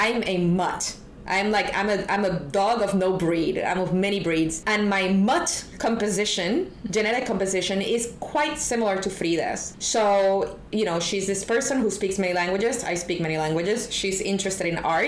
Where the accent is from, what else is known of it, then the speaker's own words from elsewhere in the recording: Puerto Rico; accent: Puerto Rican; moved away; also born or lived in New York / Berlin; I am Latin American and Hispanic. I am Puerto Rican.